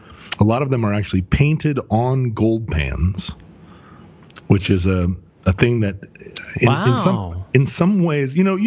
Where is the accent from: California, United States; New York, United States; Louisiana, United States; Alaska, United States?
Alaska, United States; moved away; growing up, I guess I didn't think about it until I was out of Alaska.